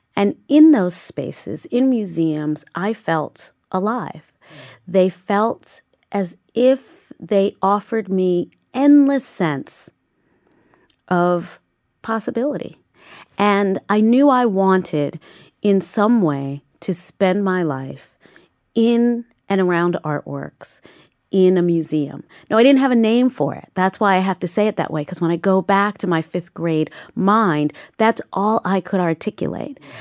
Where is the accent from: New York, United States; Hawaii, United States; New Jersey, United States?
New York, United States; New York City; I grew up in Southeast Queens, in Saint Albans, Queens